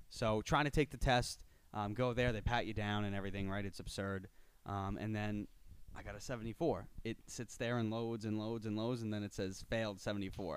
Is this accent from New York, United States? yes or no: yes; Miller Place, New York, United States; Born and raised in Miller Place, New York, uh, Suffolk County, North Shore